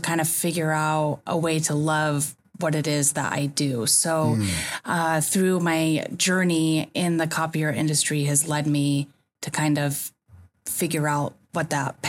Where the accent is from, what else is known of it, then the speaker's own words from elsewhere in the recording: Elmira, New York, United States; moved away as an adult; now in California, United States; I actually grew up in Elmira, New York, in upstate New York.